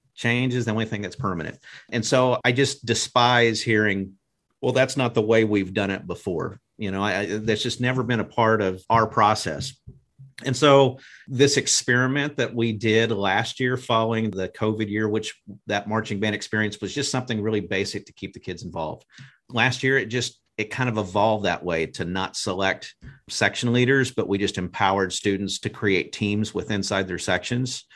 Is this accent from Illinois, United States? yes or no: no; Broken Arrow, Oklahoma, United States; I grew up in Broken Arrow and was in the band